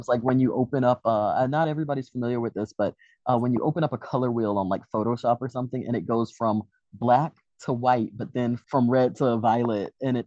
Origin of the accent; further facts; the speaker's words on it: Georgia, United States; I grew up in Georgia